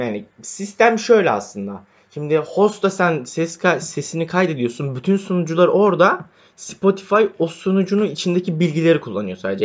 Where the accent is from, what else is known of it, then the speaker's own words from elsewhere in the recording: Istanbul, Turkey; Doğma büyüme İstanbulluyum.